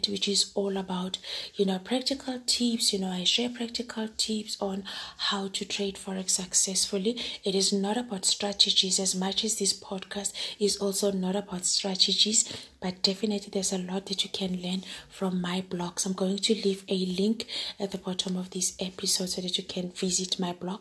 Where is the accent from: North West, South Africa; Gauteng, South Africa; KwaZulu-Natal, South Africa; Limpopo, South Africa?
Gauteng, South Africa; Johannesburg; I'm a girl from Joburg